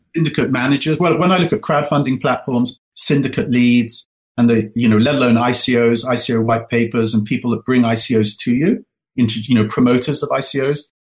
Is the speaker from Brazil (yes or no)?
no; England, United Kingdom; moved away as an adult; now in United States; Alice and I are uh, first generation Americans and first generation wealth. So, you know, we grew up in England.